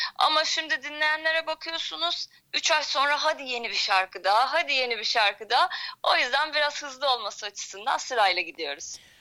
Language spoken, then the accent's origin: Turkish; İzmir, Turkey; moved away as an adult; also born or lived in Istanbul; ben İzmirliyim zaten. Yaklaşık bir 10 yıl kadar İstanbul'da yaşadım.